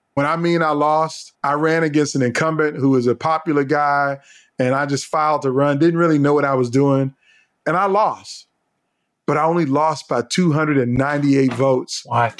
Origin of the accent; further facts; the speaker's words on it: Virginia, United States; moved away as an adult; now in Columbia, United States; I grew up in Virginia came to college in South Carolina to Columbia